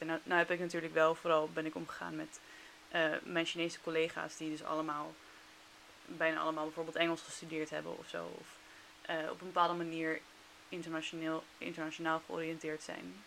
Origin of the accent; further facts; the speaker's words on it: Netherlands; also born or lived in China; als Nederlander